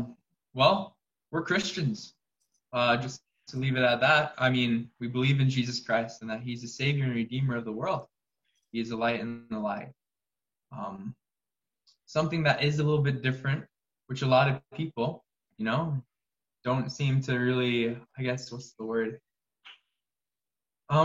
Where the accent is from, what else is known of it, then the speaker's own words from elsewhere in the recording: West Midlands, United Kingdom; I'm from Shropshire, down in the West Midlands.